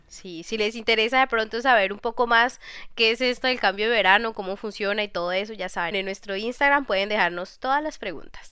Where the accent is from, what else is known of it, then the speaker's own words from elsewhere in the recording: Colombia; moved away as an adult; now in France; en Colombia, pues estamos acostumbrados